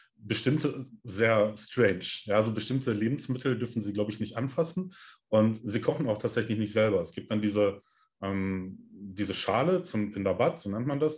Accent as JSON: {"language": "German", "country": "Germany", "said": "bei uns in Deutschland"}